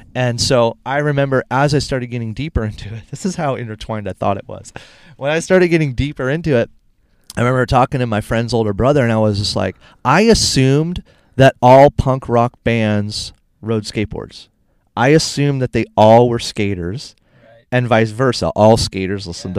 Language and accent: English; Cleveland, Ohio, United States; moved away as an adult; also born or lived in San Diego, California; I'm from Cleveland